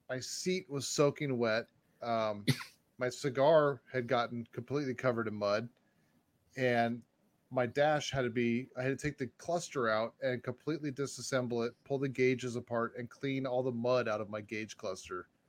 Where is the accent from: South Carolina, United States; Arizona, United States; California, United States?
Arizona, United States; I'm from Arizona